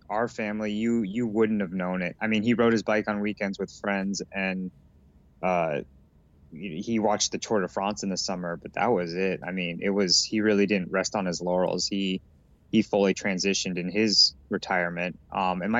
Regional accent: Colorado, United States; as a kid growing up in Colorado

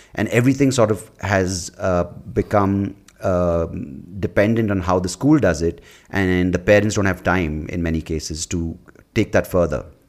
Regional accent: Bangalore, Karnataka, India; growing up in Bangalore in the nineties

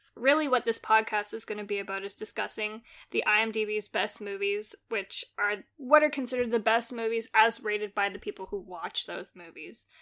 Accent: Canada; I'm Canadian

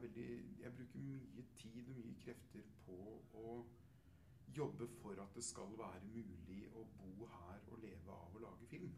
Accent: Telemark, Norway; jeg kommer fra Midt-Telemark selv

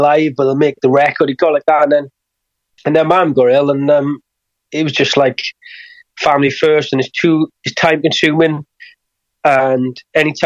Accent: Wales, United Kingdom; I have to bring it across as a Welsh person

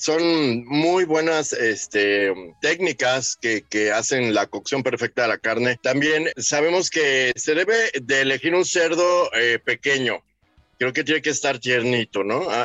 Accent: Mexico; como buenos mexicanos

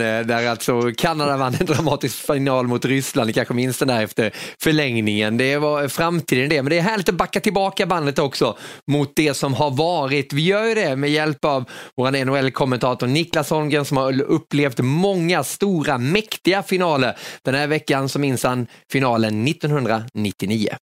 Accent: Kronoberg County, Sweden; jag växte upp där i Kronoberg

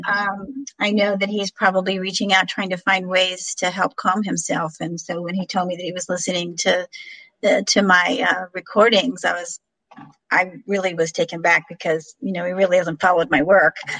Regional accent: Illinois, United States; moved away; my hometown of illinois

